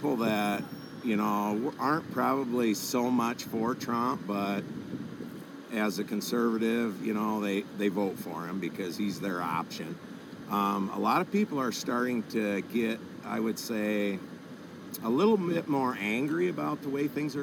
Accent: Rock Valley, Iowa, United States

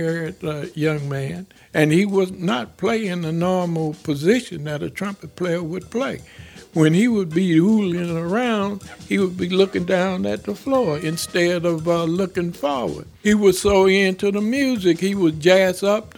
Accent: East St. Louis, Illinois, United States; moved away as an adult; now in Chicago, United States; I was born in East St. Louis, Illinois.

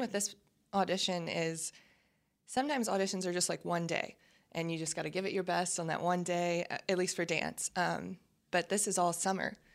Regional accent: Baton Rouge, Louisiana, United States; moved away as an adult; now in Dallas, United States; I'm from Baton Rouge. My family's from New Orleans. I grew up in Baton Rouge

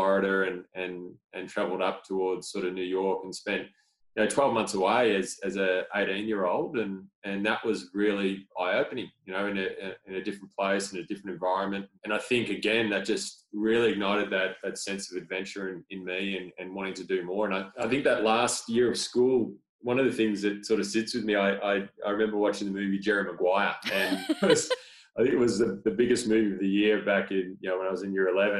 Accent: Torquay, Victoria, Australia; I grew up in Torquay on the surf coast, a little coastal town

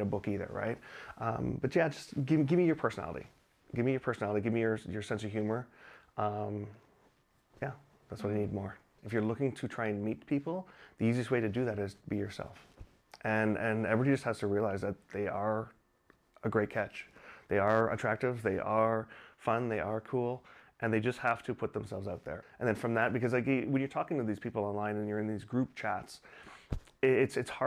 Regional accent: Canada; also born or lived in Singapore; now in China; I'm originally from Canada, but I just moved here from Singapore

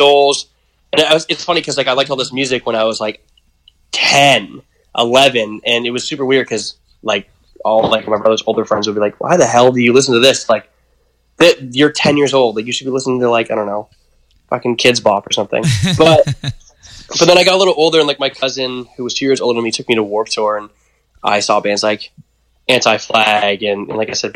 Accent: Pickering, Ontario, Canada; also born or lived in Scarborough, Toronto; now in Toronto, Canada; I was born in Scarborough, raised in, like, Pickering

